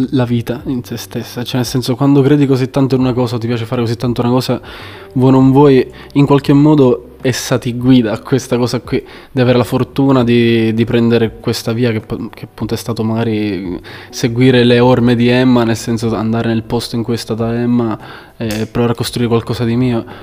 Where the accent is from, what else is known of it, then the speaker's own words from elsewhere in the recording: Valderice, Sicily, Italy; moved away as an adult; also born or lived in Livorno; now in Empoli, Italy; Sono originario di Valderice, in provincia di, di Trapani, in Sicilia. Eh, da tre annetti mi sono trasferito qui in Toscana, ho fatto un anno a Empoli, poi un anno a Livorno e ora sono ritornato a Empoli.